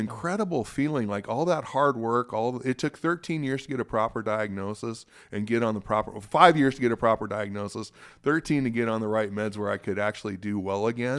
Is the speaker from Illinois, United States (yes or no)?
no; Spokane, Washington, United States; also born or lived in Seattle; I was born in Seattle, raised in Spokane, and, uh, this is my home